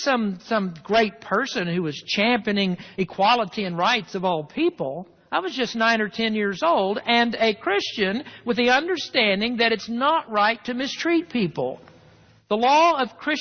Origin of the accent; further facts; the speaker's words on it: the South, United States; I grew up in the South